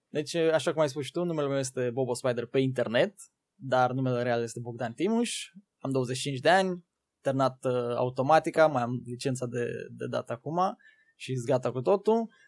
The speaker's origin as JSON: {"language": "Romanian", "town": "Târgu Ocna", "region": "Bacău County", "country": "Romania", "said": "Eu sunt din județul Bacău, Trocna."}